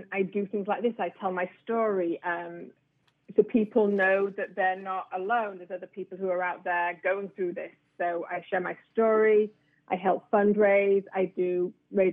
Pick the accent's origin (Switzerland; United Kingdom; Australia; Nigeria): United Kingdom; England; now in South Florida, United States; I'm from England, so the majority of my family's in England